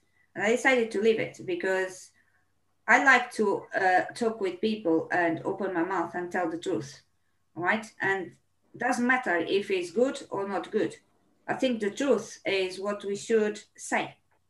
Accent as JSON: {"language": "English", "country": "Brazil", "moved": "yes", "said": "I decided to be a journalist because when I came from Brazil, I was having a gentleman that was having a local radio, right?"}